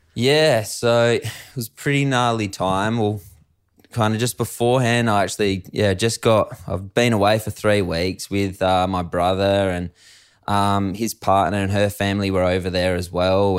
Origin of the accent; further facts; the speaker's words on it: Adelaide Hills, South Australia, Australia; I grew up in the Adelaide Hills of South Australia